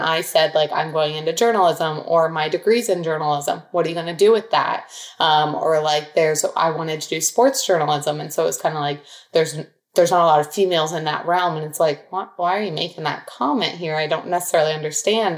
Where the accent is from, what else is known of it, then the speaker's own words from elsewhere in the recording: Dublin, Ohio, United States; Dublin, Ohio. So it's a suburb outside of Columbus